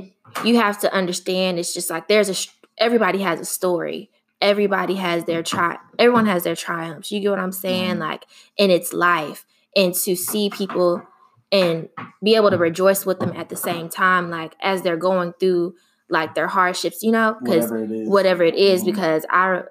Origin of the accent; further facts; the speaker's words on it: Houston, Texas, United States; accent: Southern, country; I'm from Houston, Texas, and people always would be like, I sound Southern, I sound country.